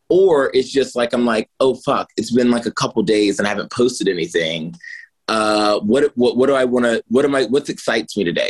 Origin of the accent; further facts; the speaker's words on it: Martinsville, Virginia, United States; I'm from Martinsville, Virginia, so it's a big furniture town.